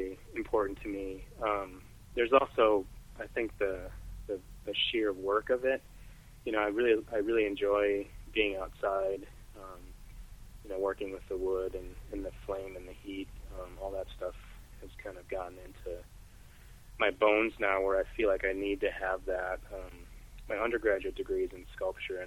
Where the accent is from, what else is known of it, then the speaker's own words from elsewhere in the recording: Wisconsin, United States; now in Corning, United States; I grew up in Wisconsin